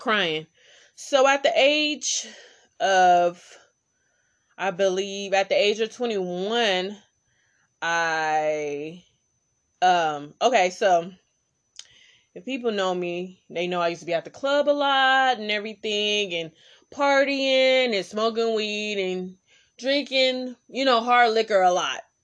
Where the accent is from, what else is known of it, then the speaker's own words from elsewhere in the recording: Oakland, California, United States; I'm from East Oakland, so I was in East Oakland